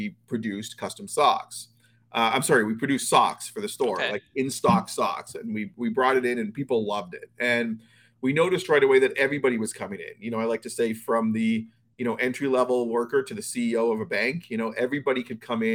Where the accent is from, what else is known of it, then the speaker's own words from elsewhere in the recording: Toronto, Ontario, Canada; now in Florida, United States; I'm actually from Toronto originally. I grew up there.